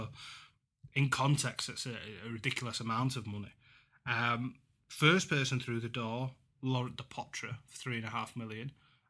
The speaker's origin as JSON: {"language": "English", "town": "Huddersfield", "region": "Yorkshire and the Humber", "country": "United Kingdom", "tie": "born or raised there", "said": "and Huddersfield win 36, I'll be happy, because I've got a soft spot for them, obviously, being my hometown club."}